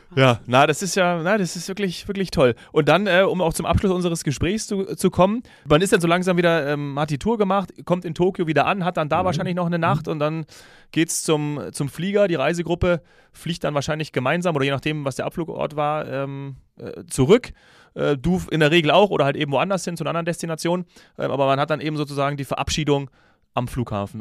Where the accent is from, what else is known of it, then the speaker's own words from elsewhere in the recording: Munich, Bavaria, Germany; als Münchner hat mich das natürlich ein bisschen getroffen